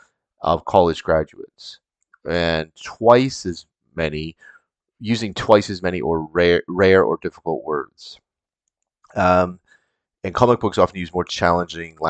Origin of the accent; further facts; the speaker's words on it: Canada; as a Canadian kid